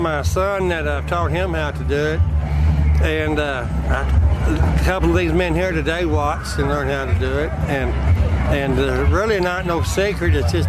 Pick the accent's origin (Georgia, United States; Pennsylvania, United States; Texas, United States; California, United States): Texas, United States; Monahans; moved away as an adult; now in North Dakota, United States; From Monahans, Texas.